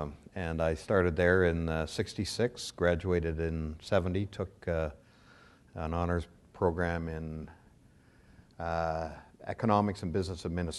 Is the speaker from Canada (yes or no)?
yes; Toronto, Ontario, Canada; also born or lived in Winnipeg; I was born in Winnipeg. I lived there for all of about 3 weeks. So I then moved to Toronto. So I consider myself certainly raised in Toronto.